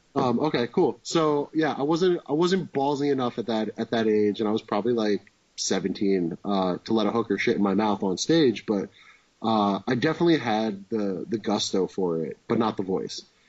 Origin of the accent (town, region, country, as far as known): Wayne, New Jersey, United States; born or raised there